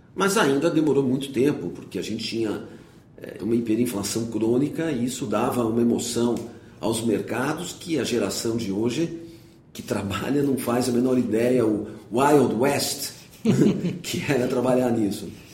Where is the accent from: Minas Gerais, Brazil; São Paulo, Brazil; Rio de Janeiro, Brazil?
São Paulo, Brazil; eu nasci em São Paulo, fiz uh, meu primário no Colégio Rio Branco, o ginásio numa escola estadual aqui no Itaim